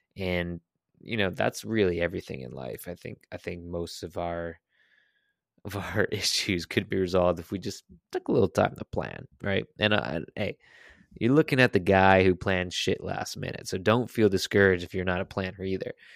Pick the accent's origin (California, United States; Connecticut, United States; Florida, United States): Connecticut, United States; I am from Connecticut.